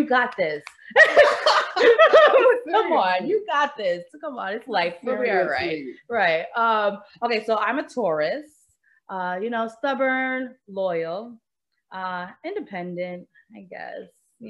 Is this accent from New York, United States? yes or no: yes; New York City, New York, United States; now in Georgia, United States; I'm from Queens.